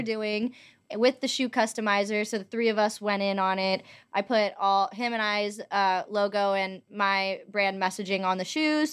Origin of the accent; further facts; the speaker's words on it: Los Angeles, California, United States; also born or lived in Montana; I am from Los Angeles. I was born and raised here